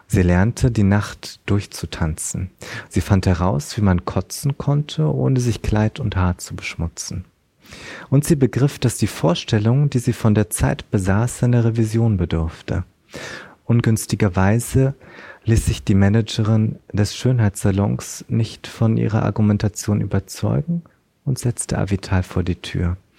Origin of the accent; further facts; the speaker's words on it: Berlin, Germany; aber ich komme auch aus Berlin